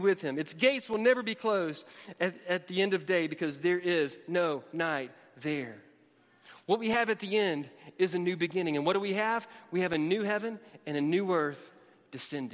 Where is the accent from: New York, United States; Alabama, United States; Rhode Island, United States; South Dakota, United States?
Alabama, United States; also born or lived in Georgia / Atlanta, Georgia / Tennessee; now in Texas, United States; Born in Georgia, raised in Alabama, lived in Atlanta, lived in Tennessee